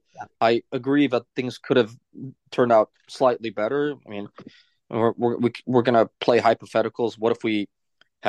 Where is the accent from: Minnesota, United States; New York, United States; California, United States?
New York, United States; New York City; moved away; as a kid growing up in New York as a teenager